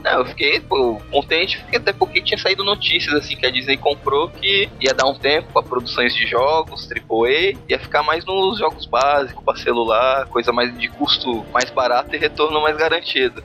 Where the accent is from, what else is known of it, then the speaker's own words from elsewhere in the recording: São Vicente, São Paulo, Brazil; sou de São Vicente, Baixada Santista